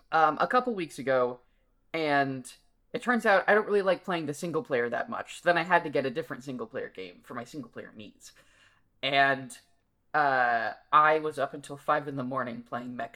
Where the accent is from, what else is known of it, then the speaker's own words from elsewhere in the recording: Chapel Hill, North Carolina, United States; I'm from Chapel Hill